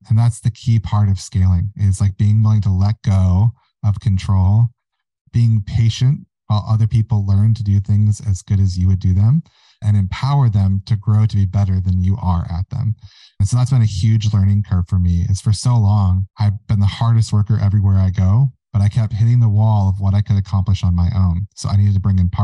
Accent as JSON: {"language": "English", "town": "Mount Haley Township", "region": "Michigan", "country": "United States", "tie": "born or raised there", "said": "I have a holdings company called Mount Haley, and that is the township that I grew up in Michigan"}